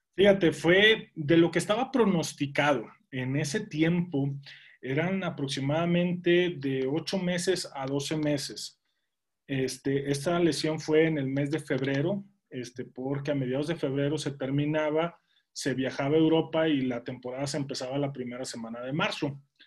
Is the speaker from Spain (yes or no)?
no; Mexico; also born or lived in Monterrey; yo soy de México